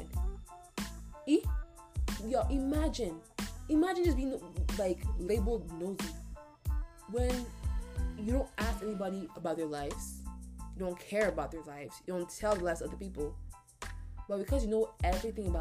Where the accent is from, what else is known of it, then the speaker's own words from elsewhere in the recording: United States; also born or lived in Nigeria; I'm Nigerian. So basically, I'm Nigerian American. I came here when I was like very young. I was like 2 years old. I was a baby. And I was raised here for the rest of my life after